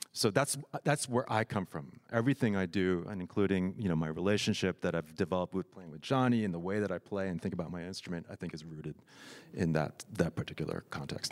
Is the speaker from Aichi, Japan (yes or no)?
no; Tokyo, Japan; I grew up in Tokyo